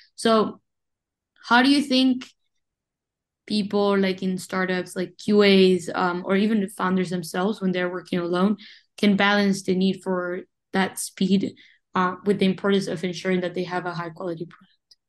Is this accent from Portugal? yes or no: no; Uruguay; moved away as an adult; also born or lived in Montevideo, Uruguay; now in Rochester, United States; I was born and raised in Uruguay, but I've been in the United States since 2019